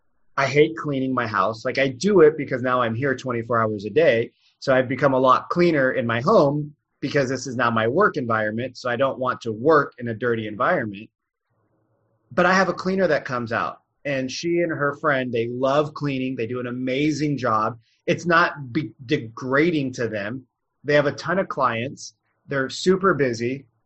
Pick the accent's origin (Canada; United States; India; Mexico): India; I mean, I'm Indian, so I'm really good at math, but your people might not.